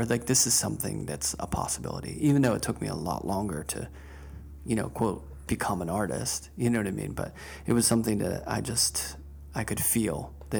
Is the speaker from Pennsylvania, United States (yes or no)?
yes; Pittsburgh, Pennsylvania, United States; I grew up in Pittsburgh at the Carnegie Museum with Van Gogh.